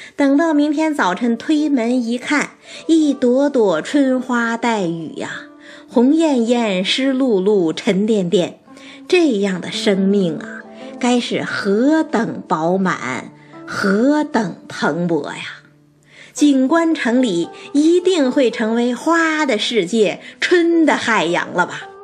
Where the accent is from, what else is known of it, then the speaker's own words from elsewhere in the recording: China; 咱们中国人是喜欢谦谦君子，温润如玉啊